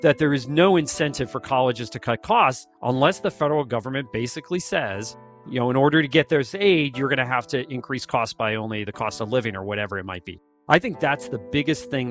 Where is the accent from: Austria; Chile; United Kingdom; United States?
United States; Wilkes-Barre, Pennsylvania; I grew up in Wilkes-Barre, Pennsylvania, northeastern section of Pennsylvania.